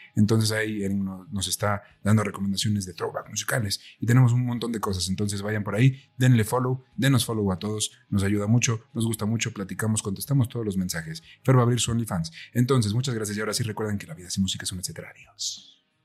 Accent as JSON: {"language": "Spanish", "country": "Mexico", "said": "nosotros somos de México"}